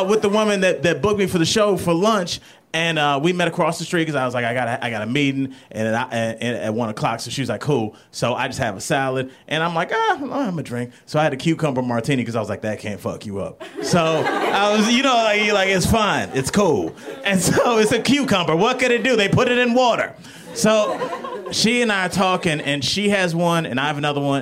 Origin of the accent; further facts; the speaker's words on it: Cleveland, Ohio, United States; moved away; I'm from Cleveland originally